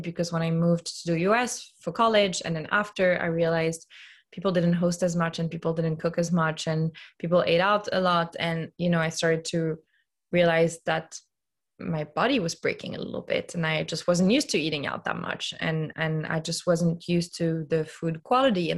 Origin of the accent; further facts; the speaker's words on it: Lyon, Auvergne-Rhône-Alpes, France; moved away; So I grew up in Lyon, which is a very food-centric city